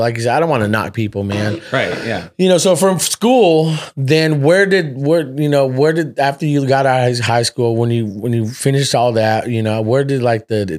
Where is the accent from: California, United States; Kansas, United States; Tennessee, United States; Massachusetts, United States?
California, United States; Fresno; also born or lived in Seattle; I'm from originally from Seattle. {S1} Okay. {S0} Yeah. So I grew up here in Fresno.